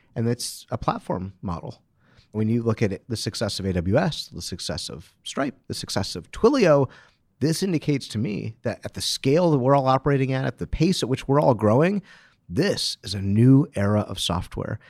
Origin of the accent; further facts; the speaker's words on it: Detroit, Michigan, United States; I'm from Detroit